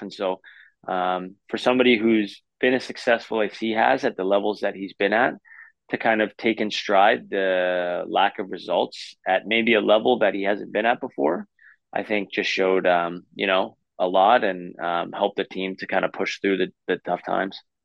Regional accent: Vancouver, British Columbia, Canada; I grew up in Vancouver

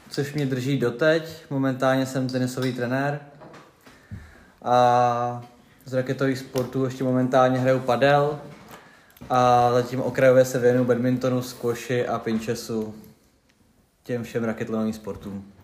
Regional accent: Duchcov, Ústí nad Labem Region, Czechia; also born or lived in Prague; now in Teplice, Czech Republic; Já jsem rodák z Duchcova, Aha. z velkého tenisového města, odkud pochází hodně moc tenistů, stejně jako z Teplic.

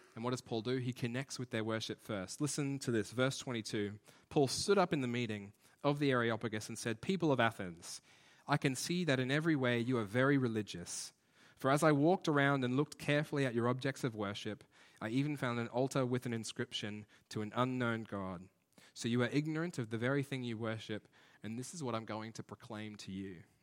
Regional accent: Brisbane, Queensland, Australia; we're from Brisbane

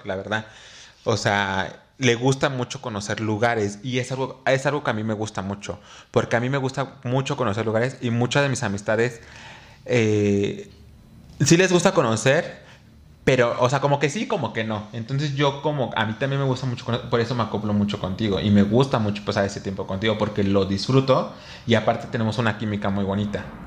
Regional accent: Mexico City, Mexico; en mi pueblo, o sea, en mi localidad, en Xochimilco

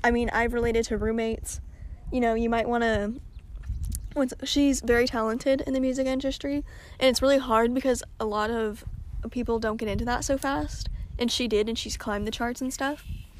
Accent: the South, United States; We're from the South.

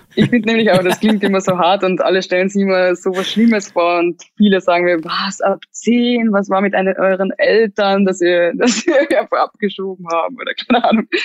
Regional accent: Klagenfurt, Carinthia, Austria; moved away as an adult; now in Vienna, Austria; ich bin eigentlich schon in der Stadt aufgewachsen, weil ich ja, wie gesagt, im Internat war, seitdem, also ab zehn. Und da war ich in Klagenfurt, also das ist die ähm, Landeshauptstadt von Kärnten. Und da bin ich halt aufgewachsen

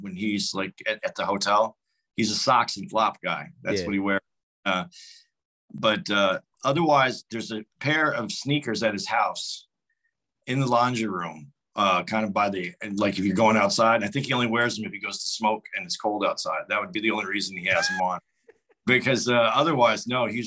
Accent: Arizona, United States; moved away as an adult; now in New Jersey, United States; I'm from Arizona. My kids still live in Phoenix and I live in New Jersey now

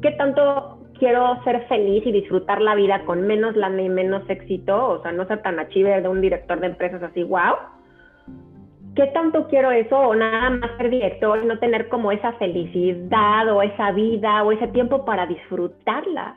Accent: Mexico; moved away as an adult; now in New Jersey, United States; sí, sí, soy mexicana, bien mexicana. Este, bueno, mexicana, italiana, porque mi mamá es italiana, pero nací en México

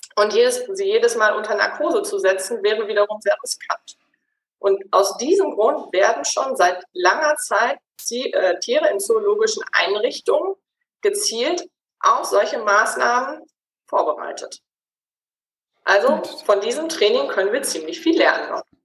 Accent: Gütersloh, North Rhine-Westphalia, Germany; moved away as an adult; also born or lived in Switzerland; Ich komme ursprünglich aus Gütersloh bin der Liebe wegen in die Schweiz gezogen und dann allerdings wieder in die Heimat zurück

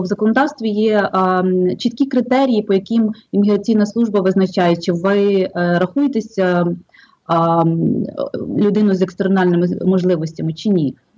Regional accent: Drohobych, Lviv Oblast, Ukraine; moved away as an adult; also born or lived in Kyiv / Brooklyn, New York; now in New York, United States; Я з України родилася в місті Дрогобич Львівської області, вчилася в Києві і жила деякий час там

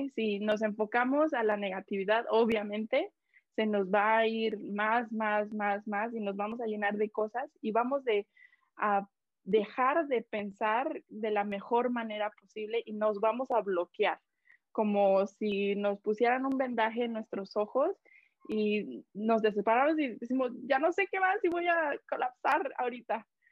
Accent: Mexico; now in Canada; yo soy de México, pero radico aquí en, en Canadá

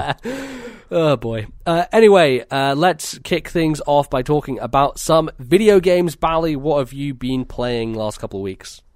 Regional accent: United Kingdom; we're British

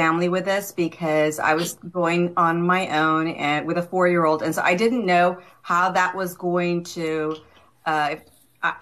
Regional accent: Texas, United States; I'm also from Texas

